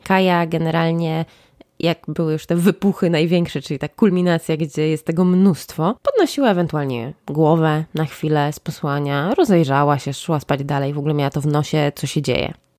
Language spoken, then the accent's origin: Polish; Łódź, Łódź Voivodeship, Poland; jestem z Łodzi